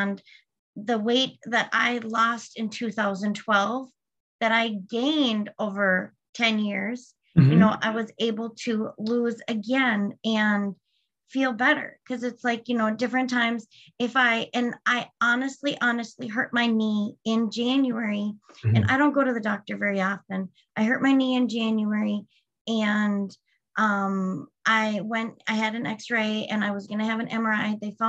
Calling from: Sartell, Minnesota, United States; I am calling from Sartell, Minnesota.

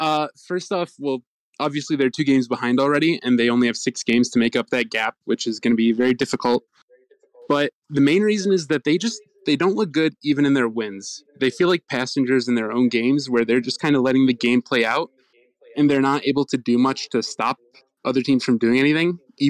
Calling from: Oakland County, Michigan, United States; I'm calling from Oakland County, Michigan.

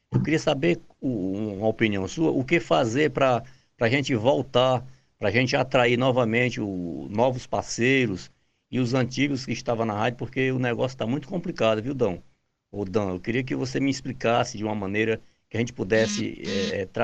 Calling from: Itarema, Ceará, Brazil; Eu sou aqui do Ceará, da cidade de Itarema, e eu dirijo aqui uma rádio FM Rio das Garças

